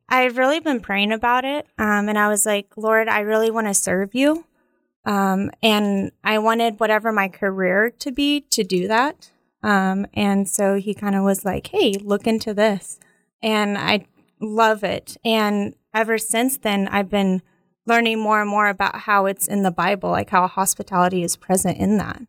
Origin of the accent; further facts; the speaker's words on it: Edmond, Oklahoma, United States; also born or lived in Russia; now in Stillwater, United States; so then we went to Edmond, Oklahoma, uh, grew up there.